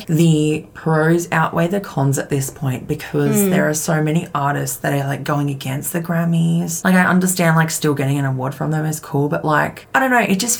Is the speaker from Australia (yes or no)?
yes; Australia; we're Australian.